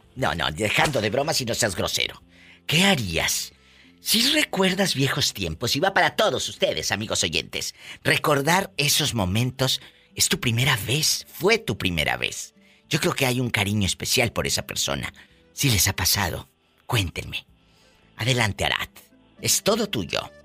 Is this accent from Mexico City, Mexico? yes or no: no; Matamoros, Tamaulipas, Mexico; moved away